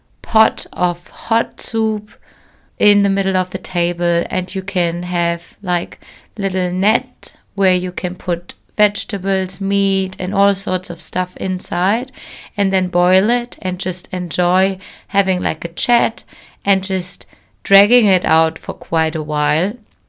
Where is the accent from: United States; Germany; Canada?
Germany; Hi everyone … I'm your host of this show and I'm from Germany.